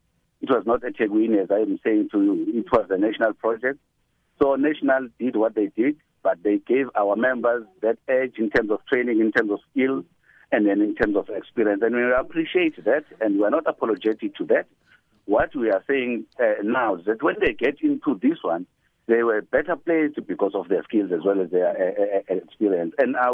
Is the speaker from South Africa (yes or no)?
yes; Pietermaritzburg, KwaZulu-Natal, South Africa; I'm from Pietermaritzburg.